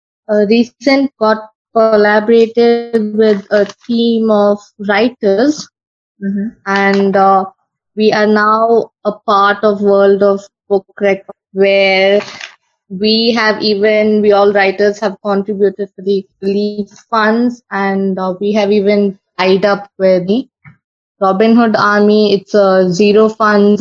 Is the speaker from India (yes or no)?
yes; Mangalore, Karnataka, India; I am from Karnataka, Mangalore.